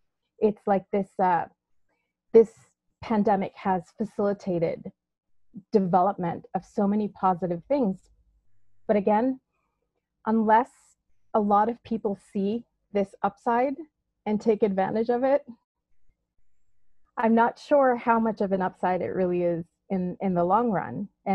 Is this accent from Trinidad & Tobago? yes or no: yes; Trinidad & Tobago; In Trinidad.